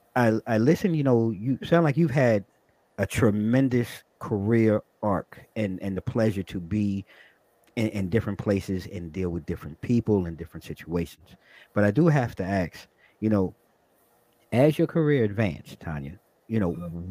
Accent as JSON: {"language": "English", "area": "Long Island", "region": "New York", "country": "United States", "tie": "born or raised there", "also_born_or_lived": "Brooklyn, New York", "moved": "yes", "lives_now": "Virginia, United States", "said": "I was born and raised in Brooklyn, but I grew up on Long Island"}